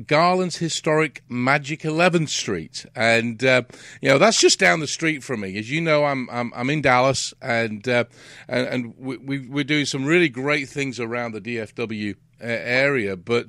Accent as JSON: {"language": "English", "region": "England", "country": "United Kingdom", "moved": "as an adult", "lives_now": "United States", "said": "I'm an immigrant. I mean, I'm from England, and I'm here, and my kids were born over here."}